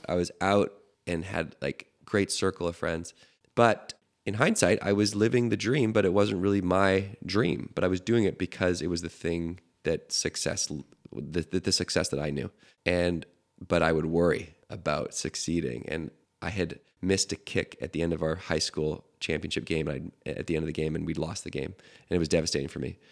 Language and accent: English; Victoria, British Columbia, Canada; I'm growing up in Canada, which I can tell you exactly where it is because you'll know Victoria